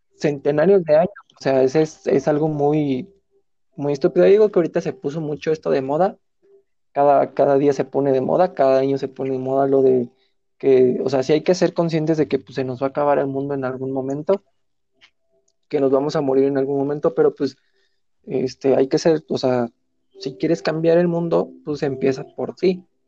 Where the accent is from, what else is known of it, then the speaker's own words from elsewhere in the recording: Mexico; Así somos los mexicanos